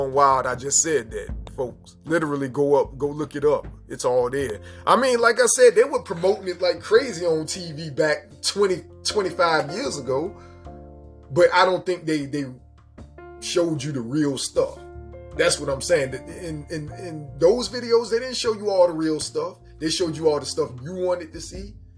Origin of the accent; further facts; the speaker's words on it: Seven Cities, Virginia, United States; I'm from the Seven Cities in Virginia. Norfolk, Virginia Beach, Newport News, Portsmouth, all